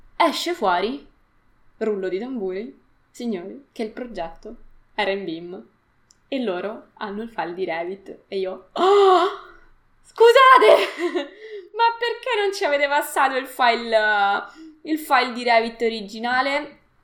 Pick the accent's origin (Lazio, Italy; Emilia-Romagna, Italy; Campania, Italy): Lazio, Italy; Latina; also born or lived in Rome; sono di Latina e quindi ho frequentato l'università a Roma